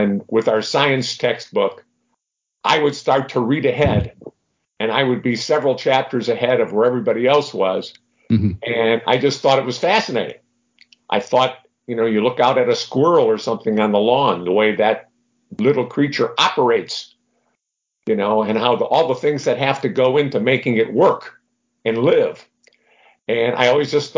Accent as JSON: {"language": "English", "town": "Detroit", "region": "Michigan", "country": "United States", "tie": "born or raised there", "said": "I grew up in Detroit, Michigan"}